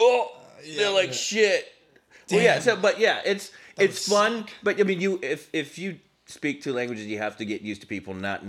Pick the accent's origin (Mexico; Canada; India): Mexico; now in United States; growing up in Mexico, you learn English from first grade all the way through high school.